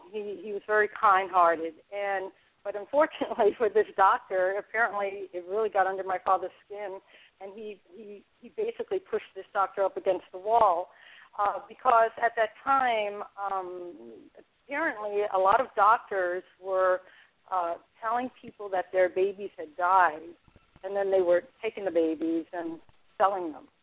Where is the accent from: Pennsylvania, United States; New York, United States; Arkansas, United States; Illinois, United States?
New York, United States; New York City; also born or lived in California / Dublin, California; now in Seneca Falls, United States; I lived in the Bronx. I'm from the Bronx.